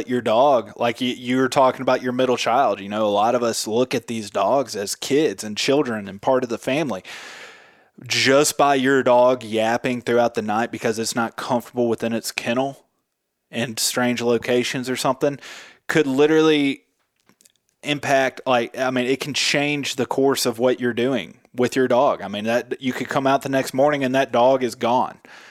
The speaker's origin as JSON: {"language": "English", "town": "Memphis", "region": "Tennessee", "country": "United States", "said": "I'm from Memphis, Tennessee"}